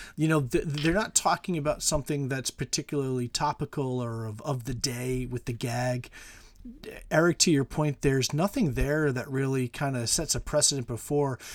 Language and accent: English; United States; speaking as American